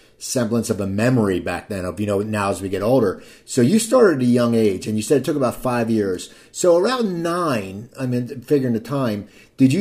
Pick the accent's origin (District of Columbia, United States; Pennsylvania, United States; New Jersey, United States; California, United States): New Jersey, United States; Cherry Hill; I'm from Cherry Hill